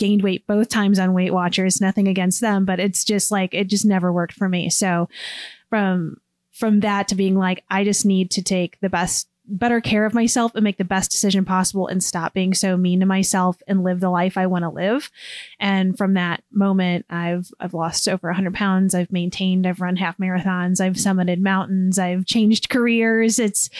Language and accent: English; Illinois, United States; now in Cincinnati, United States; This is the seventh state that I've lived in. I've been in Cincinnati 8 years. I'm originally from Southern Illinois.